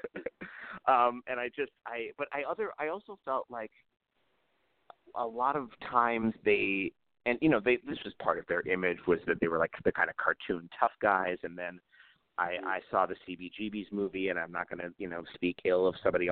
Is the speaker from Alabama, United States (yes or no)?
no; New York City, New York, United States; my background is I grew up in New York City